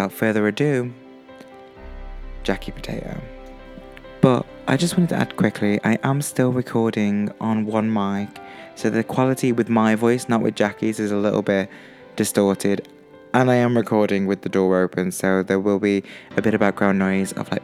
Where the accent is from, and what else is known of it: Stoke-on-Trent, West Midlands, United Kingdom